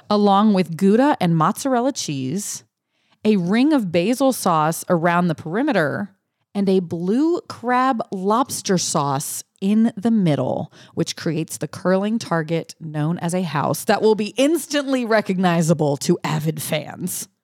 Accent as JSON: {"language": "English", "region": "Louisiana", "country": "United States", "tie": "born or raised there", "said": "I grew up in Louisiana"}